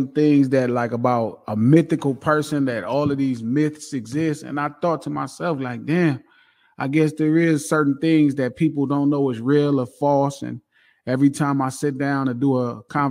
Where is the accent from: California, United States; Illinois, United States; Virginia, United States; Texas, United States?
California, United States; Compton; also born or lived in Watts, Los Angeles; I grew up in Compton